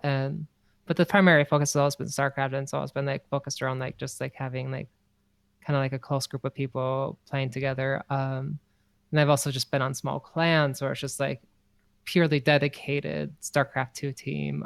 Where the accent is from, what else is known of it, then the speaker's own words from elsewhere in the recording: North Dakota, United States; moved away; North Dakota